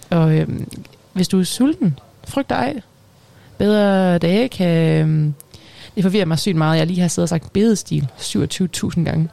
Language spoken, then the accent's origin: Danish; Aalborg, North Denmark Region, Denmark; jeg er fra Aalborg